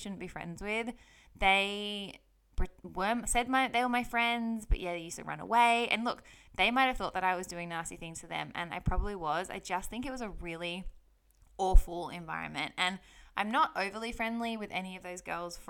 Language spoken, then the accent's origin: English; Sydney, New South Wales, Australia; I grew up on acreage in Sydney, Australia